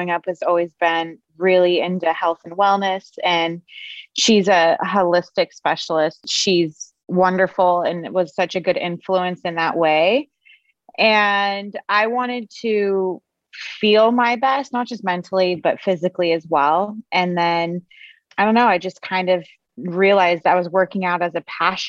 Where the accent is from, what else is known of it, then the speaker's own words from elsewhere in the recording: Los Angeles, California, United States; I'm from Los Angeles